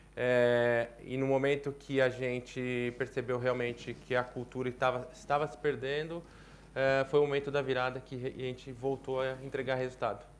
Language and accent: Portuguese; Brazil; sou brasileiro